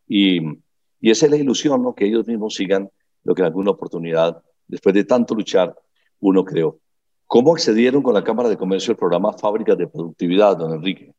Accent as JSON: {"language": "Spanish", "country": "Colombia"}